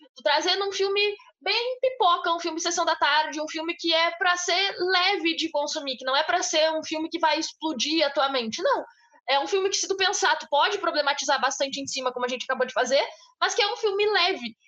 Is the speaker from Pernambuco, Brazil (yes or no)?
no; Bagé, Rio Grande do Sul, Brazil; A gente vem de uma cidade pequena, a gente vem de Bagé